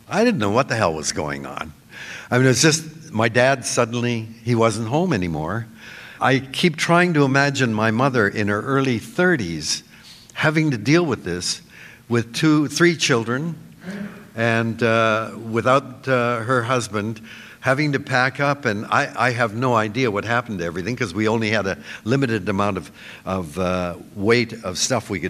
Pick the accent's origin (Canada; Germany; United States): Canada; Vancouver, British Columbia; I was born in Vancouver in 1936